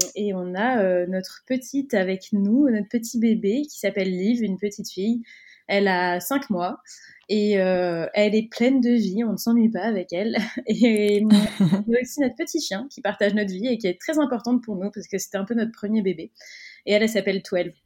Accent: Cannes, Provence-Alpes-Côte d'Azur, France; moved away; nous on est originaire de Cannes, dans le sud de la France

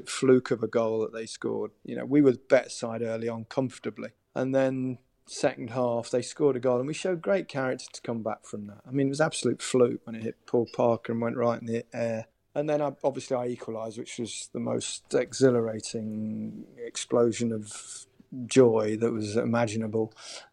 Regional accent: Leicester, East Midlands, United Kingdom; also born or lived in Merseyside; my hometown, Leicester

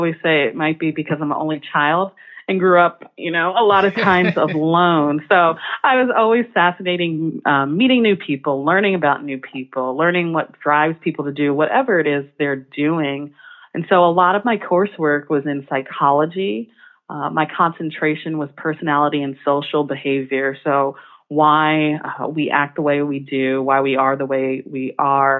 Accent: New Jersey, United States; moved away as an adult; also born or lived in the South; now in Chicago, United States; I'm from New Jersey, came back to New Jersey, and I happened to attend a public school down the street

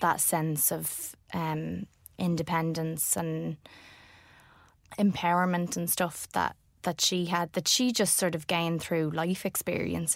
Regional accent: Ireland; as an Irish woman

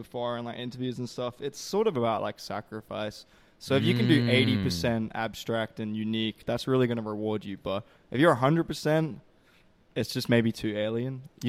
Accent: Perth, Western Australia, Australia; now in Melbourne, Australia; I grew up in Perth.

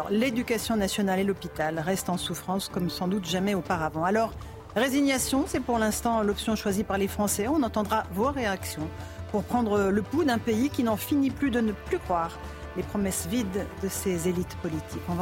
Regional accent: Auvergne-Rhône-Alpes, France; Puis je suis savoyarde, moi j'aime beaucoup voir les Parisiens sous la neige

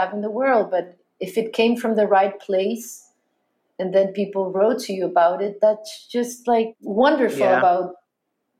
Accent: Chile; I was Latin, because I was Chilean

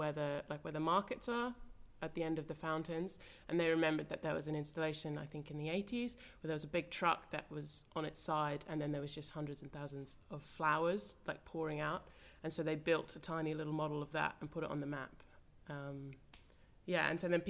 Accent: Australia; moved away; I'm Australian, so I studied in Australia

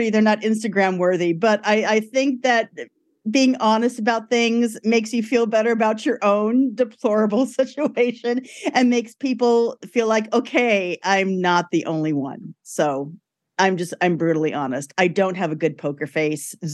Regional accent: Brooklyn, New York, United States; grew up in Brooklyn. My parents were not from Italy, they were from Brooklyn, but it was still very, very Italian in our house

